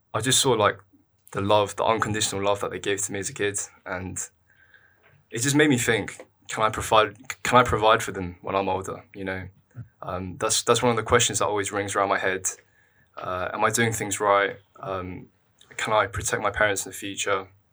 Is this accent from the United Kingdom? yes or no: yes; London, United Kingdom; I'm from London. I've always lived in London